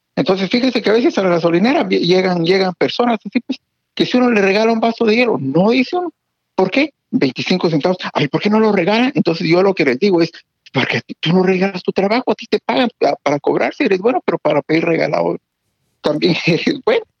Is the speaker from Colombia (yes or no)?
no; Guatemala; now in United States; nosotros crecimos en Guatemala